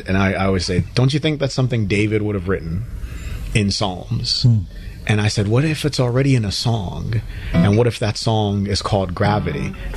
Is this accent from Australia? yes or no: no; Nigeria; as a Christian who plays music and writes songs, being that I'm from Nigeria